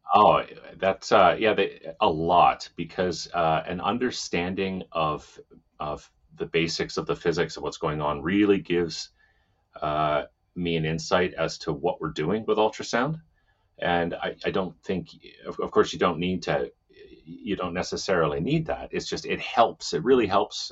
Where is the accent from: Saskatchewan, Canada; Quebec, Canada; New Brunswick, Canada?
Saskatchewan, Canada; moved away; also born or lived in Edmonton, Alberta / Ontario; I'm from Saskatchewan. I'm not from Ontario at all